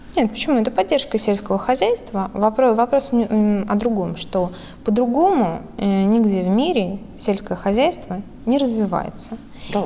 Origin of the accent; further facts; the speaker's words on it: Smolensk Oblast, Russia; moved away; я выросла э, в Смоленской области